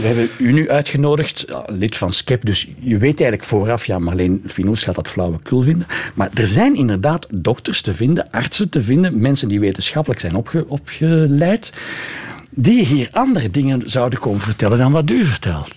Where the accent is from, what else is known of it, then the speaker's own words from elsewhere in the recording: Flanders, Belgium; Ik als Vlaming